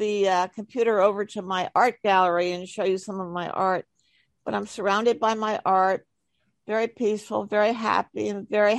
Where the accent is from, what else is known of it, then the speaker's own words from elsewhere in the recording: New York City, New York, United States; I was brought up in East Manhattan near the East River on 75th Street, and only child.